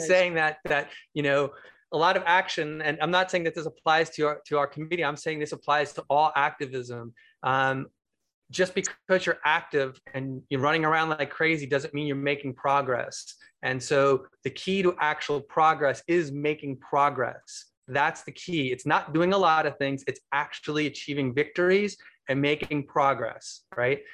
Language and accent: English; Bay Area, California, United States; I'm actually from the Bay Area